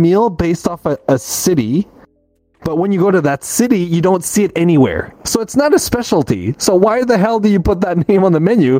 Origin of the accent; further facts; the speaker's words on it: Montreal, Quebec, Canada; I'm from Montreal